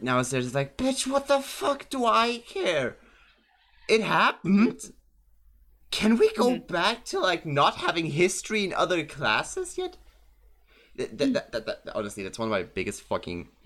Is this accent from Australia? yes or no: no; Germany; I'm German